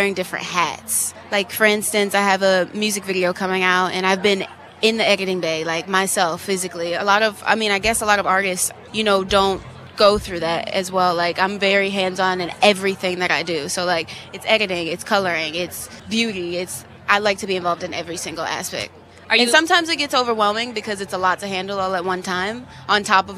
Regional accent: New Orleans, Louisiana, United States; I'm originally from New Orleans

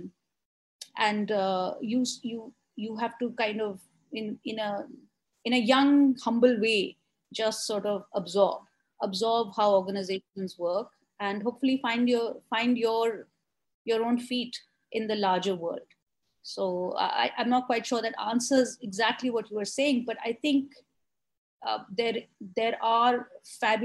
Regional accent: Delhi, India; I grew up here in Delhi

